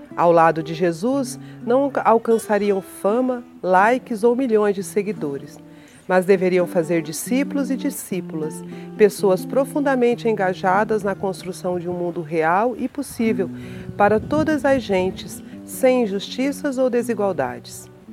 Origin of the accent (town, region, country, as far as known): Mato Grosso do Sul, Brazil; born or raised there; also born or lived in São Paulo